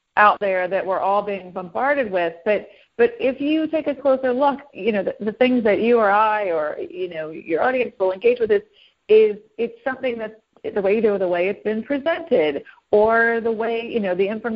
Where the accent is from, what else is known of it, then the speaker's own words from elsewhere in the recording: the South, United States; I'm a Southerner. I'm from the South